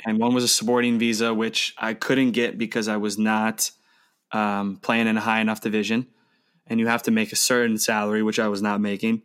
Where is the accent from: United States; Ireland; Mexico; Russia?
United States; moved away as an adult; also born or lived in Australia; now in Germany; as an American